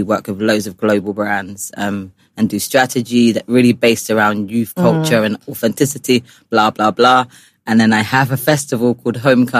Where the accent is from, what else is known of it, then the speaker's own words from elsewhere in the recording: United Kingdom; I'm British Nigerian.